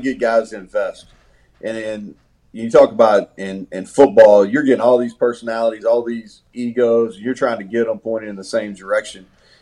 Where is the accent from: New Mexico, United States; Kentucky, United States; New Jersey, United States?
Kentucky, United States; Bardstown; also born or lived in Danville, Kentucky; I'm from Kentucky. Yep. I grew up in Bardstown, Kentucky, which is the bourbon capital of the world. Lived there till I was about 13.